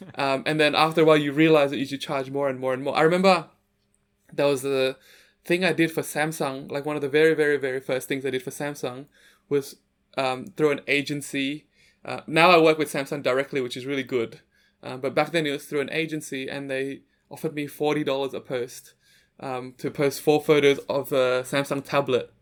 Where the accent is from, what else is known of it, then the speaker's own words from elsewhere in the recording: Sydney, New South Wales, Australia; also born or lived in Jakarta, Indonesia; So, I'm originally from Jakarta, Indonesia, and I moved to Sydney, Australia when I was seven years old.